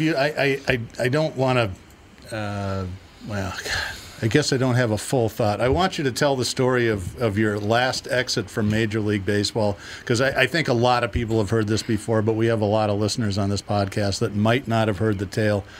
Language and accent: English; Boston, Massachusetts, United States; also born or lived in Twin Cities, Minnesota; now in Minneapolis–Saint Paul, United States; I grew up in Boston. I've lived in the Twin Cities for most of my life